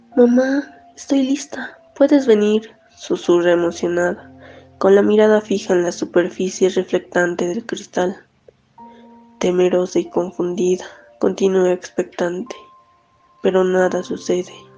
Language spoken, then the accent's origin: Spanish; La Paz, Bolivia; soy de La Paz, Bolivia, tengo 24 años